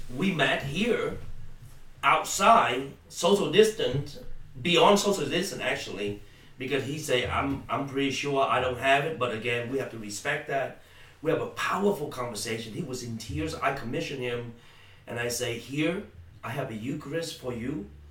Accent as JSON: {"language": "English", "country": "Vietnam", "also_born_or_lived": "Malaysia", "moved": "yes", "lives_now": "United States", "said": "I'm from Vietnam originally. Okay, uh, escaped the country in '81 by boat, known as boat people"}